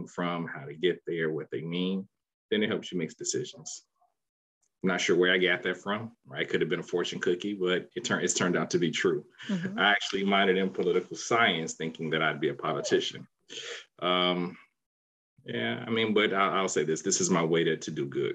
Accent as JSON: {"language": "English", "town": "Chicago", "region": "Illinois", "country": "United States", "also_born_or_lived": "Washington, D.C.", "moved": "yes", "lives_now": "Research Triangle, North Carolina, United States", "said": "I'm a transplant. I'm actually from the South Side of Chicago."}